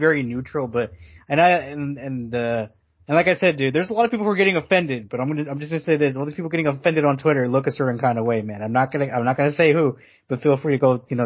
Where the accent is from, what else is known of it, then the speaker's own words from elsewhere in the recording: United States; I'm American, but when I'm in the U.S., people call me, you know, they see me and I'm Mexican to them